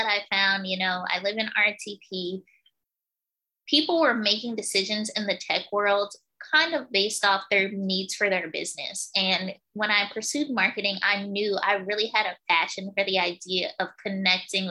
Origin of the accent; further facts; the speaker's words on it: New Jersey, United States; moved away; I'm actually originally from New Jersey.